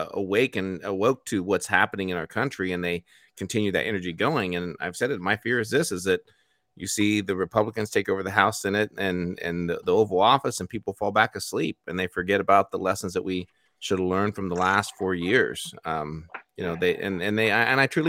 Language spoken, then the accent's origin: English; Indiana, United States; born or raised there; moved away